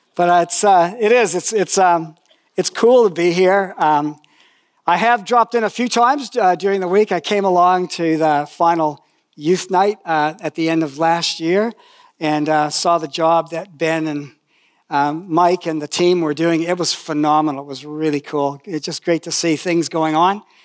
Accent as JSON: {"language": "English", "area": "Toronto area", "region": "Ontario", "country": "Canada", "tie": "born or raised there", "said": "I met Jesus, I went to high school there"}